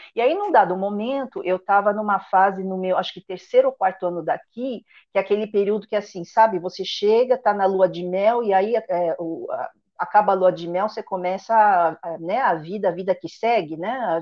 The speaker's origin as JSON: {"language": "Portuguese", "region": "São Paulo", "country": "Brazil", "tie": "born or raised there", "also_born_or_lived": "France", "moved": "as an adult", "lives_now": "Quebec, Canada", "said": "eu nasci em São Paulo, vivi toda a minha vida até os 35 em São Paulo"}